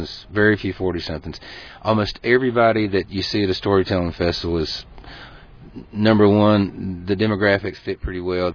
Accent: Eastern Tennessee, Western North Carolina, United States; I come from Western North Carolina, Eastern Tennessee

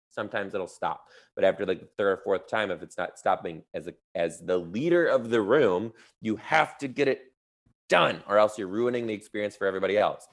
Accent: Detroit, Michigan, United States; now in Seattle, United States; I'm from Detroit

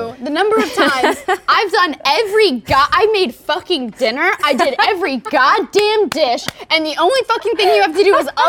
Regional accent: the South, United States; because I was born in the South

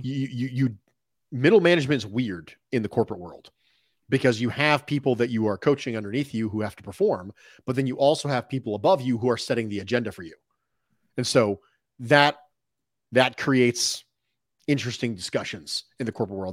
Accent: Philadelphia, Pennsylvania, United States; I was born in West Philadelphia

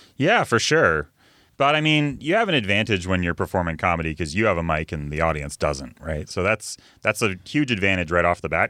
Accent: Vancouver, British Columbia, Canada; I'm a West Coast comic. I'm from Vancouver.

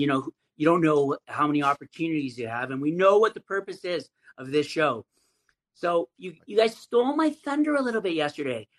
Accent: Calgary, Alberta, Canada; I'm from Calgary, Canada

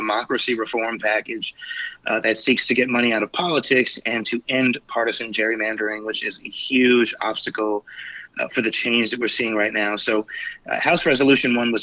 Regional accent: Spring Valley, New York, United States; where I grew up in the Village of Spring Valley

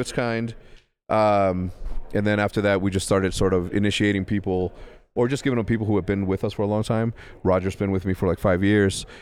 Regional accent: Ciudad Juárez, Chihuahua, Mexico; also born or lived in El Paso, Texas; grew up in, uh, in Juarez, Mexico

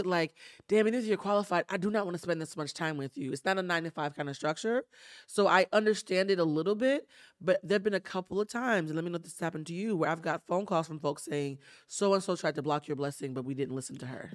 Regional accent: East Coast, United States; now in Los Angeles, United States; I'm from the East Coast

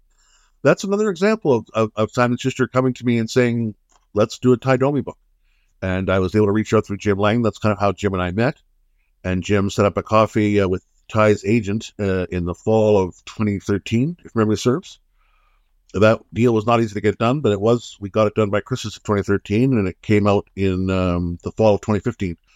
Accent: Ottawa, Ontario, Canada; moved away as an adult; also born or lived in Vancouver; now in Guelph, Canada; I was born in Ottawa in, uh, nineteen seventy

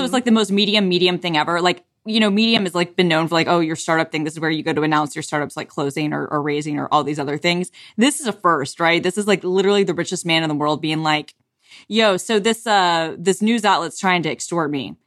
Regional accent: United States; accent: American; my Americanness and my ugly American accent

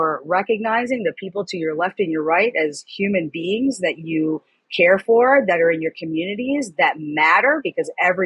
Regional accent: New York City, New York, United States; moved away; also born or lived in Florida; I was born in New York City. I lived in New York. I lived in Florida.

